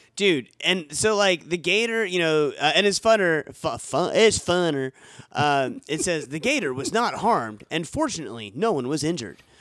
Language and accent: English; Florida, United States; now in Tennessee, United States; we're from Florida and, you know, I'm in Tennessee